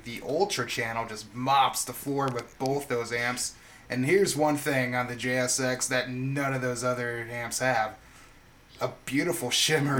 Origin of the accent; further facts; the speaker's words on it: Clinton, Iowa, United States; now in Quad Cities, United States; I'm actually from Clinton, but uh, I'm I reside in the Quad Cities right now